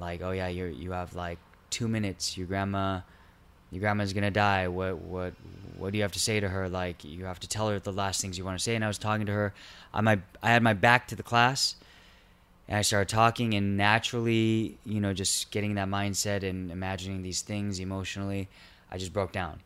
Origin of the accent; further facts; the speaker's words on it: Irvine, California, United States; also born or lived in Garden Grove / Chula Vista; I was born in Garden Grove. Um, grew up mostly in Irvine, two years in Chula Vista